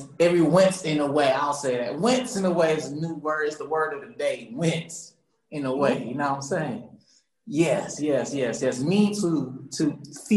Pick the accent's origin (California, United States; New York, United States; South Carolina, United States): South Carolina, United States; Charleston; moved away as an adult; now in Atlanta, United States; So I'm from Charleston, South Carolina, and born and raised, and I came here to Atlanta